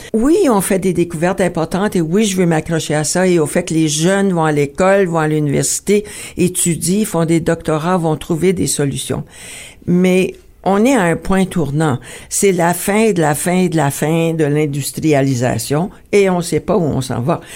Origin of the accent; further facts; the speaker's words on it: Ontario, Canada; notre existence en tant que franco-ontarien